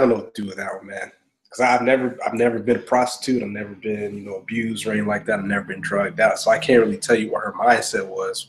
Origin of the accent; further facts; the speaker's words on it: Augusta, Georgia, United States; I grew up in Augusta, Georgia